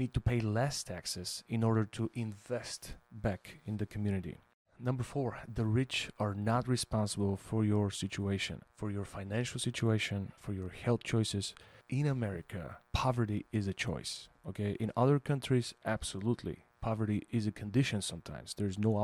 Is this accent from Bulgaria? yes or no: yes; Bulgaria; now in United States; I immigrated from Bulgaria